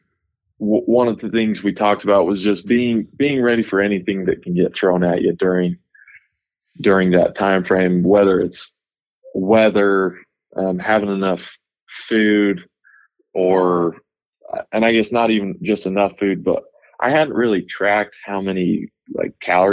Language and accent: English; Idaho, United States; moved away as an adult; now in Utah, United States; I grew up in Idaho.